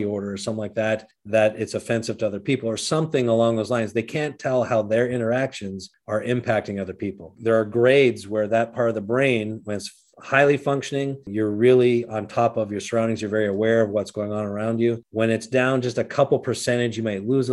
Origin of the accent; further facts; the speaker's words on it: Canada; moved away as an adult; now in Minnesota, United States; I was born in Canada, grew up there, moved to the United States in my 20s